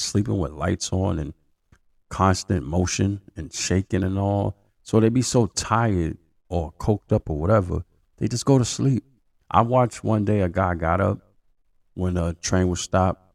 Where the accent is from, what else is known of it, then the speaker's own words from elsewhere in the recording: New York City, New York, United States; I'm a New Yorker. I've been here basically all my life